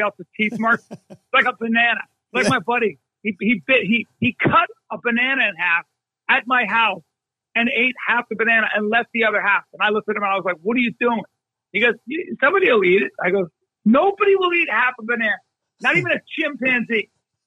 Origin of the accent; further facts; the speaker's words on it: United States; I'm an American.